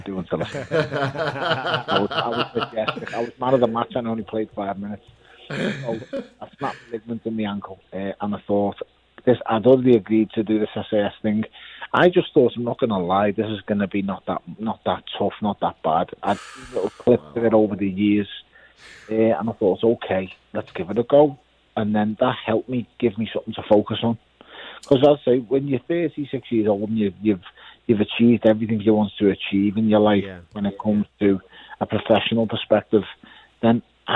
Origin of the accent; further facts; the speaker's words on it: Liverpool, North West England, United Kingdom; I'm a kid from Liverpool